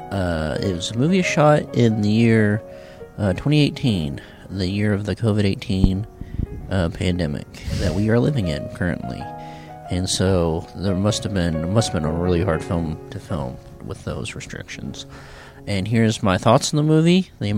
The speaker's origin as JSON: {"language": "English", "region": "New York", "country": "United States", "said": "It's kind of like a New York type place. Hey, I'm from New York."}